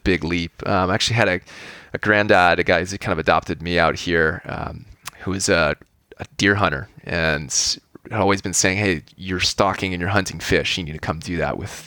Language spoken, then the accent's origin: English; California, United States; I grew up here in California in a pretty suburban setting